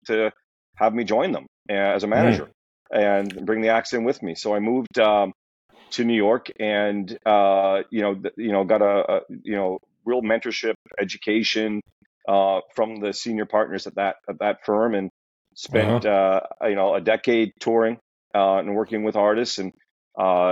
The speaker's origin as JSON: {"language": "English", "town": "Montreal", "region": "Quebec", "country": "Canada", "tie": "born or raised there", "moved": "yes", "said": "I grew up in Montreal"}